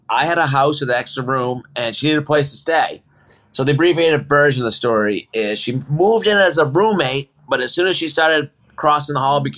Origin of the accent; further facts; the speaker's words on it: Gardiner, Maine, United States; moved away as an adult; also born or lived in out west; She's from Augusta and I'm from Gardner.